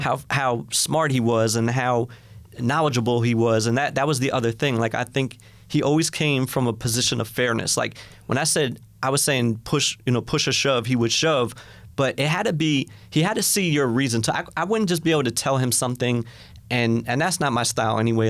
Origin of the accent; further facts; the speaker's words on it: White Plains, New York, United States; I was from White Plains